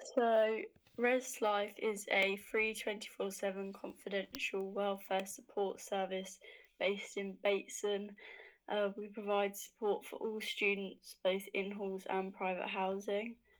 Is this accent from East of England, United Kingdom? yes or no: yes; Hertfordshire, East of England, United Kingdom; I'm from Hertfordshire